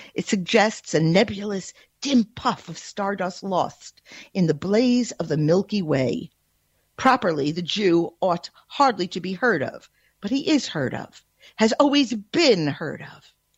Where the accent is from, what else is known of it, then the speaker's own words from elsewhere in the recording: United States; As an American